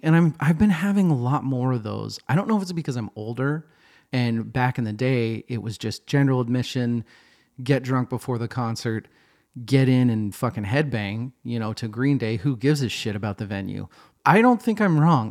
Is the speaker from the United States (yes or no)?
yes; Boise, Idaho, United States; also born or lived in Seattle, Washington; now in Portland, United States; I grew up in Boise, Idaho